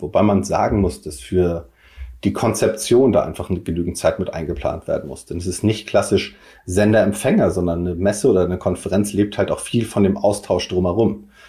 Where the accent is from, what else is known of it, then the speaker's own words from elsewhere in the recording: Kiel, Schleswig-Holstein, Germany; now in Hamburg, Germany; mein Herz ist natürlich Kiel, aber ähm, ich lebe und wohne und arbeite in Hamburg